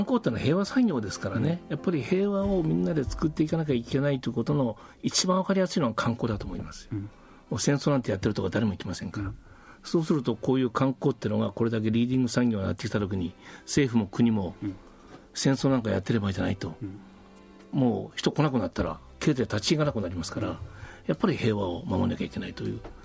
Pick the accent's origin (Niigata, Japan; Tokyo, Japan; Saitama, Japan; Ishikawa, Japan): Ishikawa, Japan; Kanazawa; moved away as an adult; also born or lived in Australia; now in Okinawa, Japan; 私金沢って町で生まれ育った